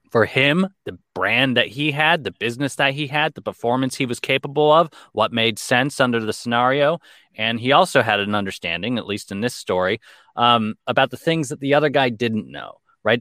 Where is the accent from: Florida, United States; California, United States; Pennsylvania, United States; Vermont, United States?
California, United States; Los Angeles; I grew up in Los Angeles, born and raised.